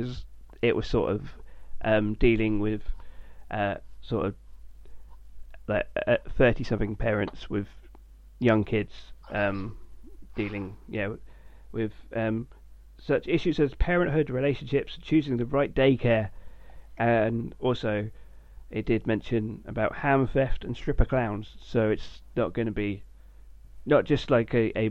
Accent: United Kingdom; as a British person

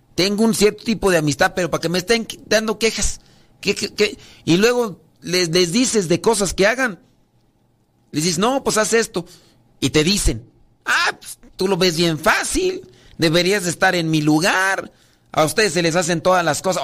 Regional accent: Mexico; yo soy de México

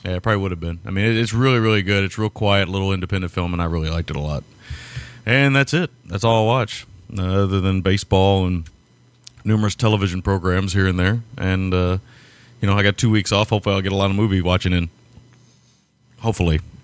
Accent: United States; being an American

